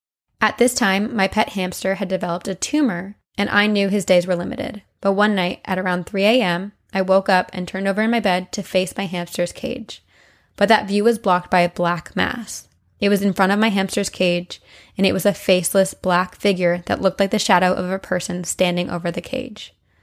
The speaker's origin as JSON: {"language": "English", "region": "Massachusetts", "country": "United States", "said": "I'm from Massachusetts, and I've always been interested in witchcraft, ghosts, and the occult."}